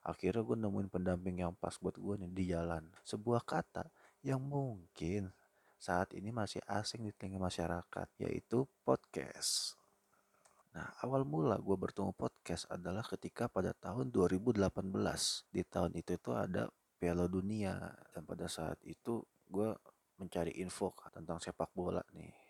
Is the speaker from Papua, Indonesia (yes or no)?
no; Bekasi, West Java, Indonesia; sebagai penduduk kota Bekasi, ini gue orang Bekasi yang kerja di Jakarta